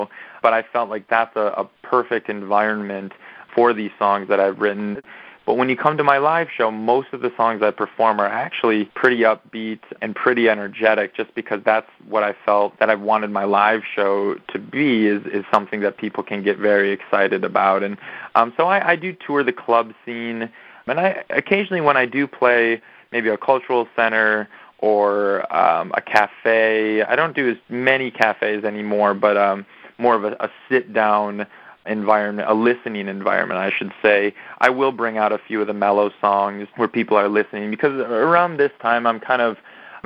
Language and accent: English; Madison, Wisconsin, United States; moved away as an adult; also born or lived in Minneapolis, Minnesota; now in Los Angeles, United States; I grew up in Wisconsin and in Madison, with where my parents still live